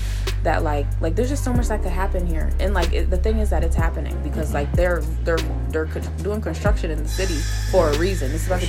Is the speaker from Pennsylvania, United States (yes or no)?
yes; Harrisburg, Pennsylvania, United States; I'm from Harrisburg